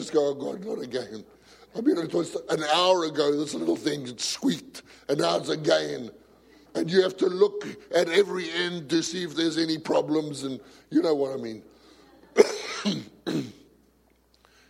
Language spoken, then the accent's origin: English; South Africa; I come from a macho society. I come from South Africa